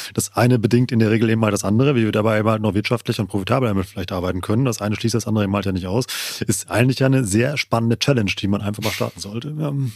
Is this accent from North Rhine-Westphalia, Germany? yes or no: yes; Siegerland, North Rhine-Westphalia, Germany; meine Heimatregion, das Siegerland